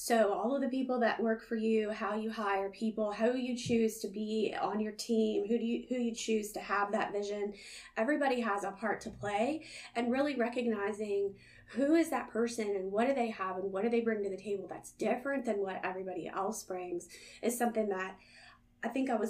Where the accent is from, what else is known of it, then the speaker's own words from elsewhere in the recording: Northern United States, United States; now in Southern United States; I'm unapologetically Yankee, and I'm one of those that came to the South and fell in love, and I ain't leaving, y'all.